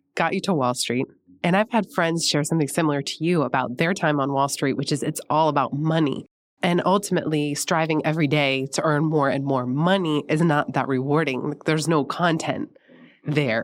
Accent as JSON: {"language": "English", "town": "San Francisco", "region": "California", "country": "United States", "tie": "born or raised there", "said": "I grew up in San Francisco, right in the inner Richmond"}